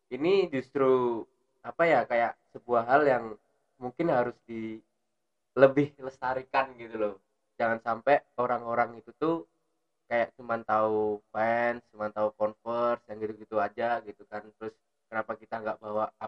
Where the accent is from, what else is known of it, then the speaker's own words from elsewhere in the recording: Yogyakarta, Special Region of Yogyakarta, Indonesia; Makanya yang bisa menunjukkan kalau aku awalnya dari Jogja juga tuh apa sih dimulai dari kota kita